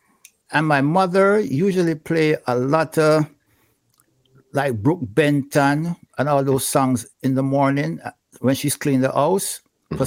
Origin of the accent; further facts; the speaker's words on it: Gayle, Saint Mary, Jamaica; also born or lived in Franklin Town, Kingston; I grew up in St. Mary, Gale, St. Mary.